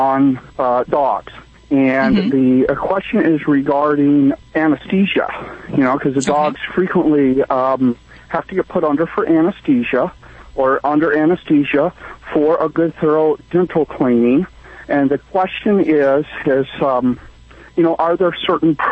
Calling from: Morro Bay, California, United States; I am calling from Morro Bay

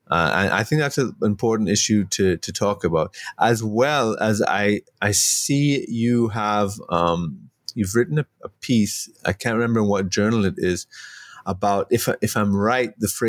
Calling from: Trinidad & Tobago; I'm joining you from Trinidad

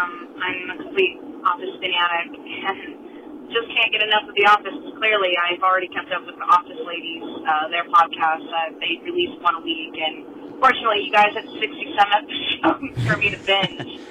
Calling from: Indiana, United States; Oh, I'm also calling from Indiana.

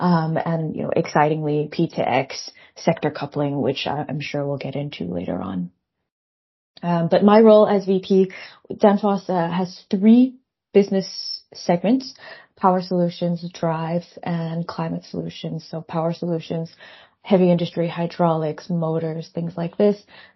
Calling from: Copenhagen, Capital Region, Denmark; I'm calling you from Copenhagen, Denmark.

